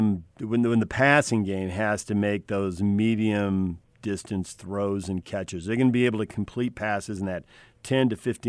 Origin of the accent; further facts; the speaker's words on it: South Bay, San Diego, California, United States; also born or lived in Santa Barbara; I grew up in the South Bay.